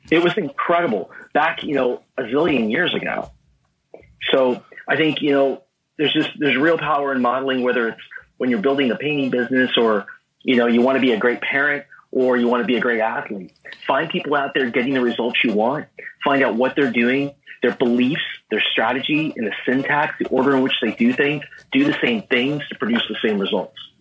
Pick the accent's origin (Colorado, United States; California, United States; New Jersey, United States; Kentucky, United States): California, United States; Southern; I grew up in Southern California. I'm right. a SoCal guy